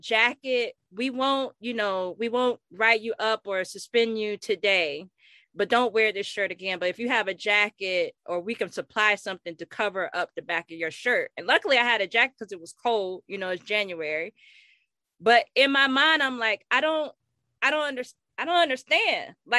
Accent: Orlando, Florida, United States; I grew up in Pine Hills, and we were the first black family in our neighborhood.

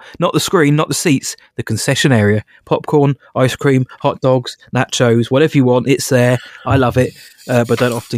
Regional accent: United Kingdom; I am British

